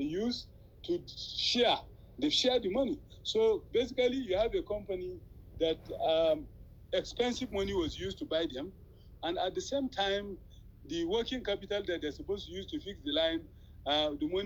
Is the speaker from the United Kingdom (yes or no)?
no; Nigeria